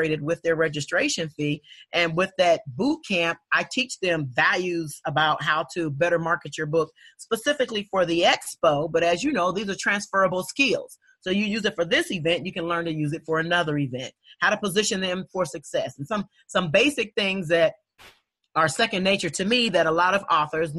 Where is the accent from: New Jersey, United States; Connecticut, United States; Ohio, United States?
Ohio, United States; Dayton; born or raised there